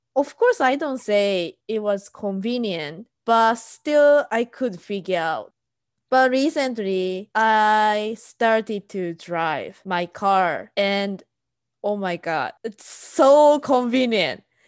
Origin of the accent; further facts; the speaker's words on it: Japan; moved away as an adult; also born or lived in Southern California; now in United States; I'm Japanese and I'm living in US